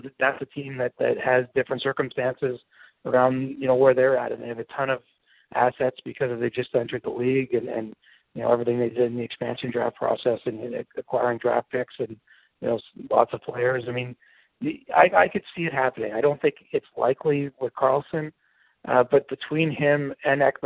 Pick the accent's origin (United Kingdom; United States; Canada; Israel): Canada; being a Canadian